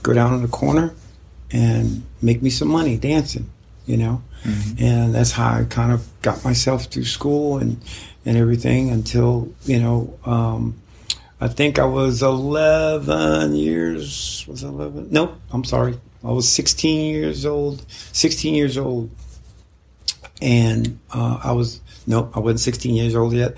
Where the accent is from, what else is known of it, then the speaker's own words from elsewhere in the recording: Pennsylvania, United States; also born or lived in Chestertown, Maryland / South Philadelphia; all life to this point, Pennsylvania